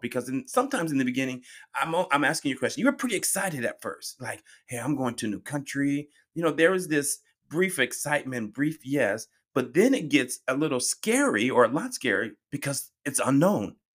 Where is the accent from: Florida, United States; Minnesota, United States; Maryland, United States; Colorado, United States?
Colorado, United States; moved away; I'm originally from Colorado and we're known for our heavy snow, blizzards